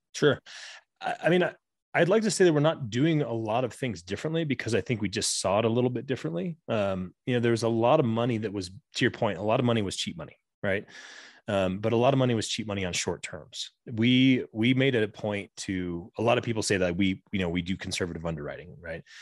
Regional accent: Southwest Colorado, United States; I grew up in Southwest Colorado

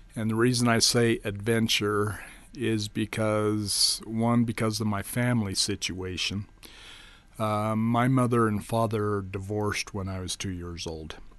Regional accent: Rigby, Idaho, United States; also born or lived in Tetonia, Idaho; I grew up for, until I was about ten years old in Rigby, Idaho

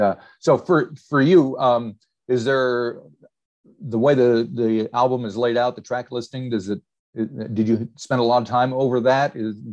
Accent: Western Pennsylvania, United States; I grew up in a tiny little town in Pennsylvania, in Western Pennsylvania

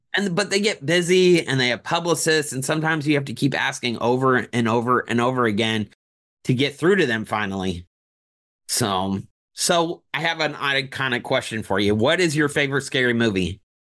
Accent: Indianapolis, Indiana, United States; now in Orlando, United States; I'm from Indianapolis originally

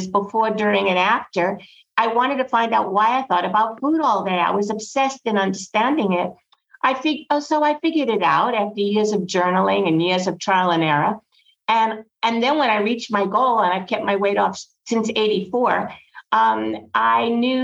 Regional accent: New York City, New York, United States; growing up in Brooklyn

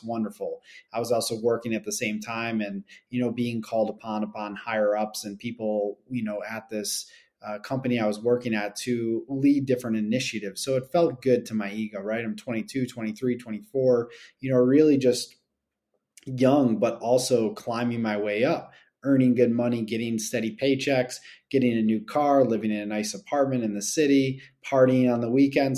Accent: Buffalo, New York, United States; I grew up in Buffalo

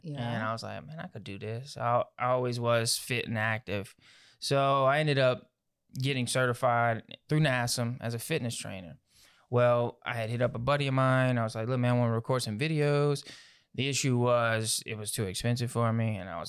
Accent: Houma, Louisiana, United States; also born or lived in Morgan City; I was born in Morgan City, ooh, Louisiana. And so I grew up in that area till about third grade, mm-hmm, went from there to Houma. And I've been in Houma, Louisiana for most of the time.

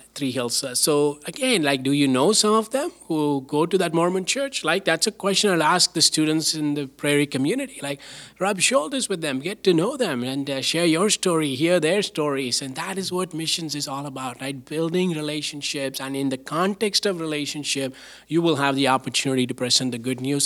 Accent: southern India, India; now in Canada; I grew up in India

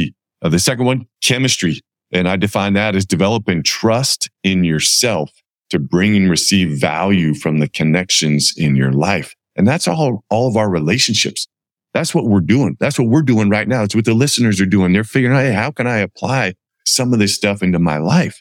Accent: Campbell, California, United States; I grew up in Campbell, California, and I have 8 brothers and sisters

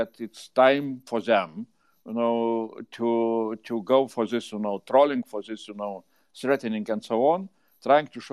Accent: Lithuania; I grew up in Soviet Union, you know, Lithuania

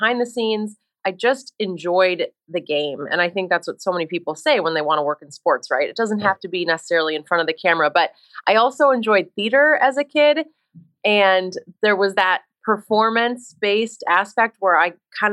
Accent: Minnesota, United States; moved away as an adult; also born or lived in Boston; I grew up in Minnesota, so I grew up around sports my whole life.

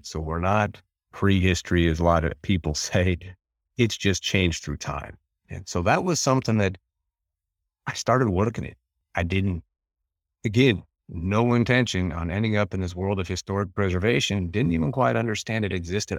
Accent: Western Montana, United States; where we're at in Western Montana

